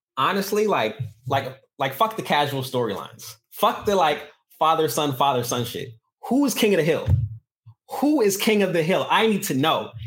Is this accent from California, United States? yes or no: no; New York, United States; I'm from New York